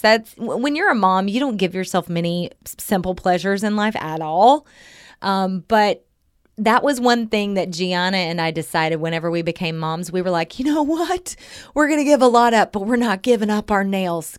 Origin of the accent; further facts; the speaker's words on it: Southern Oklahoma, United States; moved away; I'm from Southern Oklahoma.